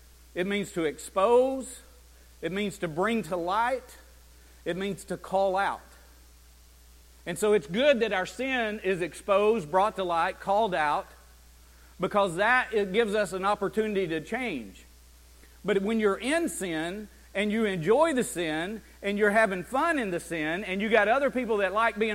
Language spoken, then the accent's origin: English; Chattanooga, Tennessee, United States; I'm from Chattanooga